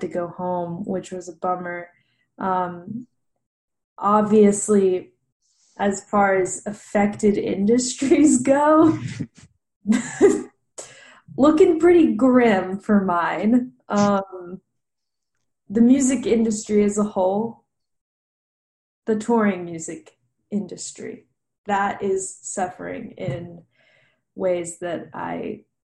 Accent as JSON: {"language": "English", "town": "Nashville", "region": "Tennessee", "country": "United States", "tie": "born or raised there", "said": "grew up around music because I am from Nashville, which is where I live right now. I grew up here"}